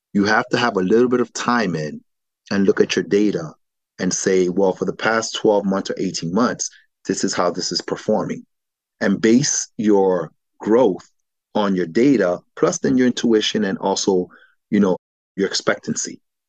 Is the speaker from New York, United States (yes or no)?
yes; New York, United States; also born or lived in Miami / Philadelphia; growing up in New York and in the East Coast, Miami, Philadelphia, that's what it was.